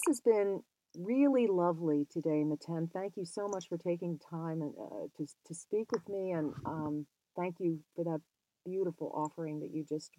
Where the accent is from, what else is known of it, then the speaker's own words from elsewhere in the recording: United States; as an American